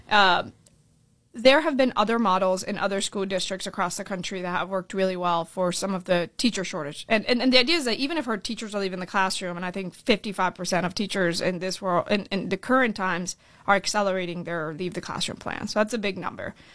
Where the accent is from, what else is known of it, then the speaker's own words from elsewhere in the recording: Orlando, Florida, United States; also born or lived in Colombia / California; my family came here when I was seven years old. We moved to Orlando, Florida, and that's kind of where I, I really grew up